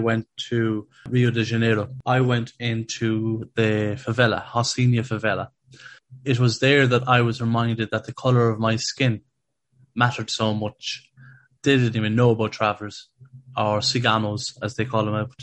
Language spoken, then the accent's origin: English; Galway, Connacht, Ireland; I'm from Galway.